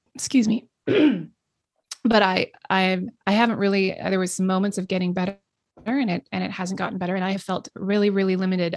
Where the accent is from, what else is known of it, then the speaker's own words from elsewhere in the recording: the Northwest, Pacific Northwest, United States; I grew up in the Northwest